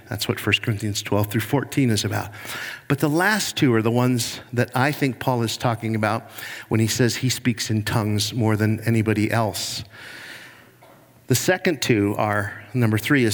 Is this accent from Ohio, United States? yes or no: yes; Cleveland, Ohio, United States; I'm from Cleveland, Ohio, and I'm a Browns fan